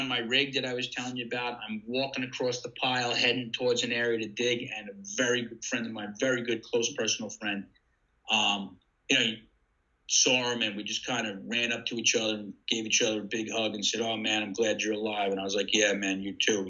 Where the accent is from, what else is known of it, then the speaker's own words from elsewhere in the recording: Deer Park, New York, United States; moved away as an adult; now in Ocean City, United States; I had two good friends that I grew up with in Deer Park